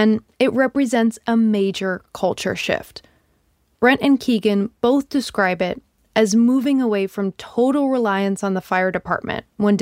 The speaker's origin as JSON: {"language": "English", "region": "Midwest", "country": "United States", "moved": "yes", "lives_now": "Los Angeles, United States", "said": "I'm from the Midwest"}